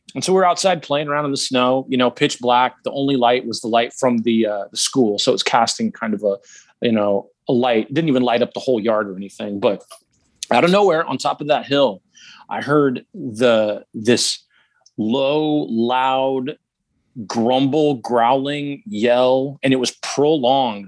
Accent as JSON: {"language": "English", "region": "Alaska", "country": "United States", "tie": "born or raised there", "said": "I was born and raised in Alaska"}